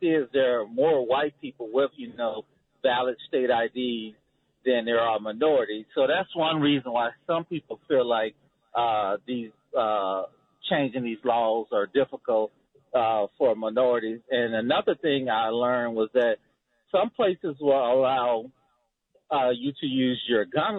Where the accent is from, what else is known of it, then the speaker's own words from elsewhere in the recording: Memphis, Tennessee, United States; I grew up in Memphis in the inner city